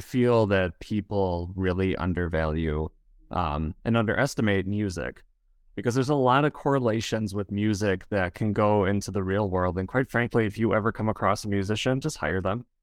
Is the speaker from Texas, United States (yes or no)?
no; Wisconsin, United States; accent: Wisconsin; I am from Wisconsin.